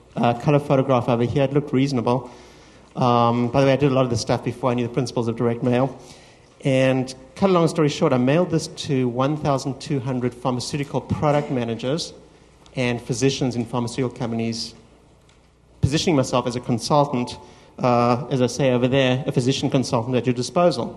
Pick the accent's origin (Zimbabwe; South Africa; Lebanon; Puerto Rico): South Africa; moved away as an adult; also born or lived in Los Angeles, United States; now in United States; came to the United States from my home country, South Africa, to do my MBA